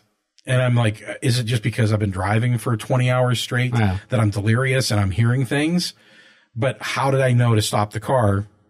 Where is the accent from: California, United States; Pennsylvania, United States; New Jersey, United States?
Pennsylvania, United States; Pittsburgh; moved away as an adult; also born or lived in Arizona; I lived in Arizona for about 8 years or so, and I drove back from Arizona back to Pittsburgh.